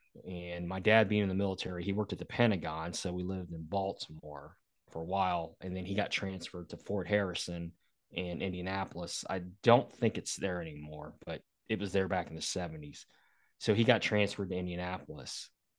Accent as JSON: {"language": "English", "region": "Bangkok", "country": "Thailand", "tie": "born there", "said": "Well, I was born in Bangkok, Thailand in 1969, November 4th, 1969. So I'm old."}